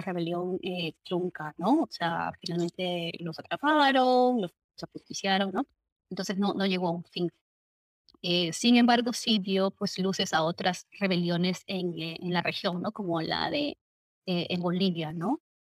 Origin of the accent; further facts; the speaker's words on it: Lima Provinces, Peru; yo no soy de Lima eh, metropolitana, Lima provincias